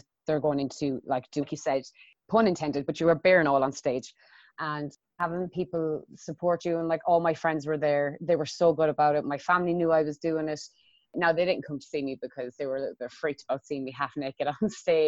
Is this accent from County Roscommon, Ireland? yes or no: no; Athlone, Westmeath, Ireland; I'm from Athlone, which is in Westmead in Ireland. And it's a very small town